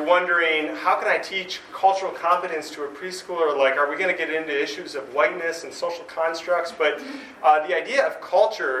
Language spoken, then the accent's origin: English; United States; I'm American